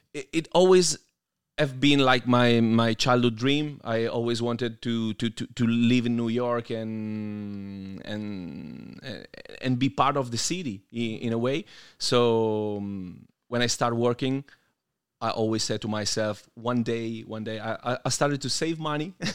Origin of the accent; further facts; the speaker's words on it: Piedmont, Italy; I grew up in a tiny, tiny city in Piemonte, which is oh. actually in the intersection between Piemonte and Lombardia